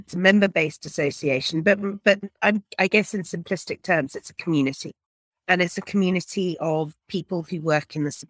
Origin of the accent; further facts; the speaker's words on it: England, United Kingdom; now in South Africa; I am originally from England and arrived here via all sorts of different countries.